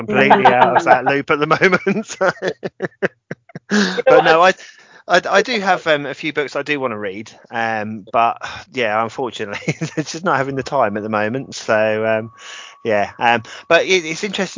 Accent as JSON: {"language": "English", "area": "Sussex", "region": "South East England", "country": "United Kingdom", "said": "I'm from Sussex"}